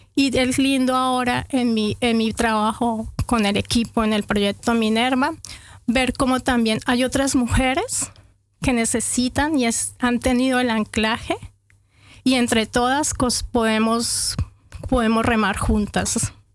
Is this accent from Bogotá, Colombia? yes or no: no; Bucaramanga, Santander, Colombia; moved away as an adult; also born or lived in Bogotá; Yo llegué de Bucaramanga a Bogotá cuando tenía 23 años, 22, 22, 23 años, llegué a Bogotá y a empezar de nuevo